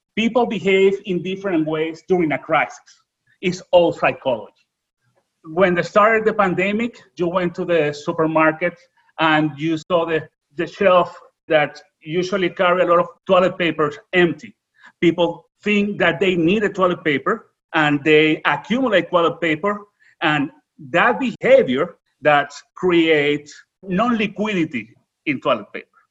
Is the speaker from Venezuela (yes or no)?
yes; Venezuela; English is a second language; moved away; I'm original from Venezuela.